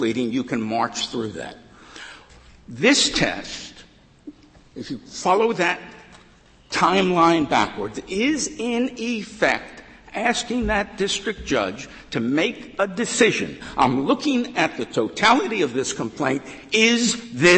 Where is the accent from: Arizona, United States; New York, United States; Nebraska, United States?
New York, United States; New York City; I'm from Brooklyn. I'm very colloquial